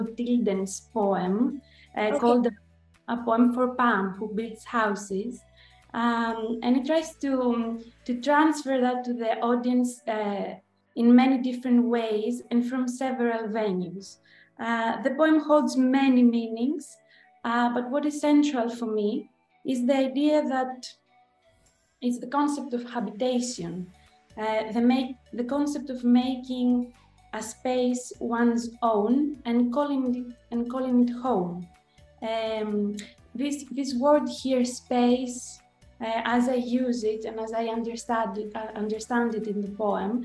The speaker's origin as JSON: {"language": "English", "town": "Athens", "region": "Attica", "country": "Greece", "said": "I am from Athens, Greece"}